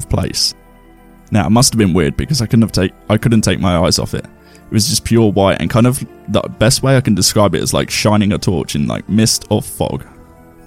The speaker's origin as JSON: {"language": "English", "region": "England", "country": "United Kingdom", "said": "we're English"}